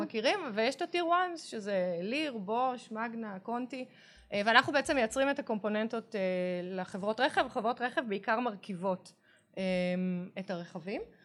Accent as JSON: {"language": "Hebrew", "town": "Tel Aviv", "region": "Tel Aviv District", "country": "Israel", "tie": "born or raised there", "said": "גדלתי בעיר, נולדתי בתל"}